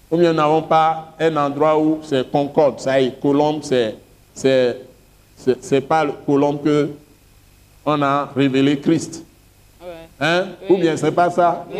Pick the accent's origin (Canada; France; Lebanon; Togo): Togo; je suis Togolais